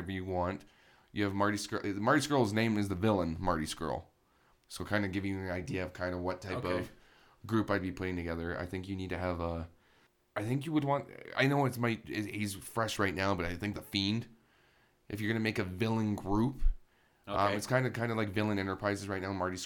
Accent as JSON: {"language": "English", "country": "Canada", "said": "as a Canadian"}